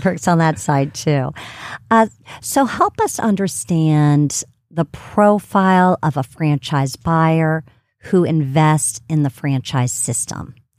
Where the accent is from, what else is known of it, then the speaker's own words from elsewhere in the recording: Ohio, United States; now in Atlanta, United States; Miami, Ohio, which is my home state